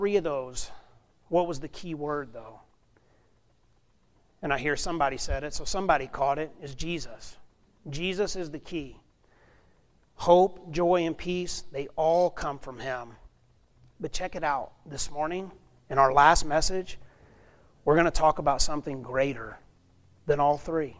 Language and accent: English; South Alabama, United States; moved away as an adult; also born or lived in Montana; now in Klamath Falls, United States; I'm from South Alabama. And we don't get this white stuff down there